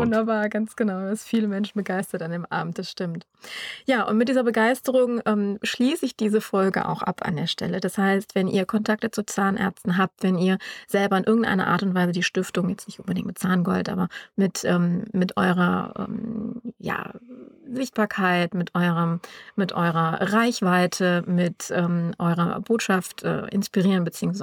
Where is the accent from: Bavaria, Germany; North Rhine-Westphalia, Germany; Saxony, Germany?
North Rhine-Westphalia, Germany; Düsseldorf; wir kommen beide aus Düsseldorf